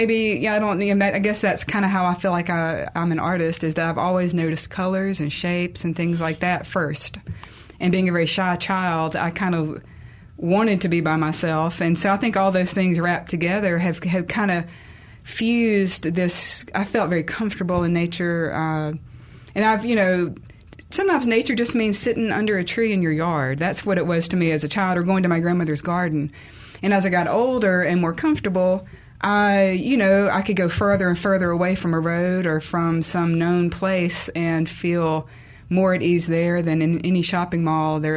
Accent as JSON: {"language": "English", "town": "Clinton", "region": "Mississippi", "country": "United States", "tie": "born or raised there", "said": "we grew up in Clinton and kind of in a suburban environment"}